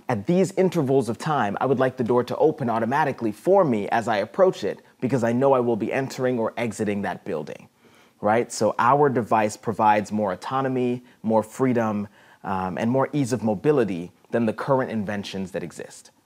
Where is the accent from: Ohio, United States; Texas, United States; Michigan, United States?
Ohio, United States; moved away as an adult; also born or lived in South America; now in Peoria, United States; I was born in South America, but grew up most of my life in Ohio